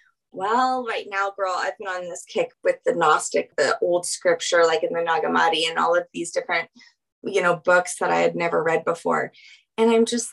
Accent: Louisiana, United States; now in Aurora, Colorado, United States; I am from Louisiana

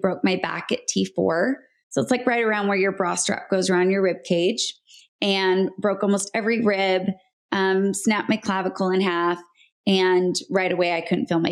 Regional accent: Salt Lake City, Utah, United States; moved away as an adult; also born or lived in Palm Springs; I was born and raised in Salt Lake City, Utah

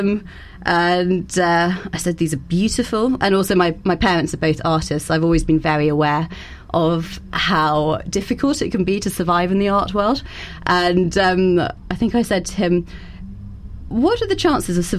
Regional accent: Bath, South West England, United Kingdom; also born or lived in London / Florence; I was born in London and went to the French Lycée, and then I moved to Bath, where I went to St. Gregory's

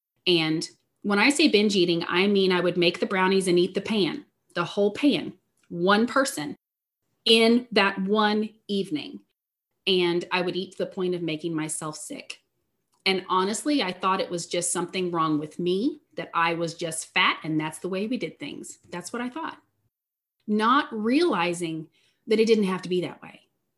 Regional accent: Southeast Missouri, United States; I am from Southeast Missouri. I grew up in a strong Christian household.

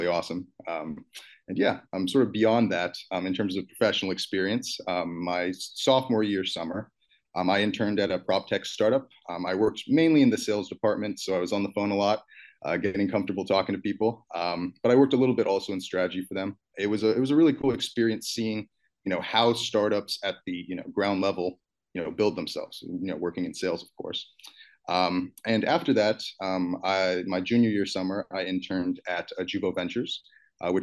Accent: Albuquerque, New Mexico, United States; moved away as an adult; I grew up in Albuquerque, New Mexico

